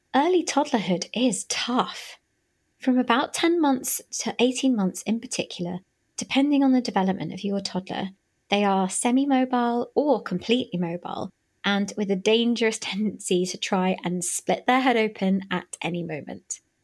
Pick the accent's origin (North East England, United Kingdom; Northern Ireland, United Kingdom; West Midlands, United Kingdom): West Midlands, United Kingdom; Birmingham; moved away as an adult; now in London, United Kingdom; back up in my hometown of Birmingham